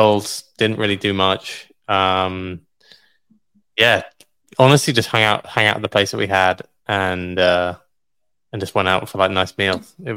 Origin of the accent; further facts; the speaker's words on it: London, United Kingdom; I was born in London, man.